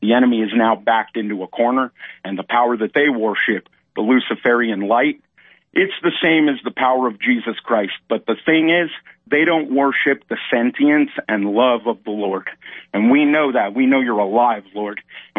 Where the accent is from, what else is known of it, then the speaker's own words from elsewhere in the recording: California, United States; born and raised in Southern California.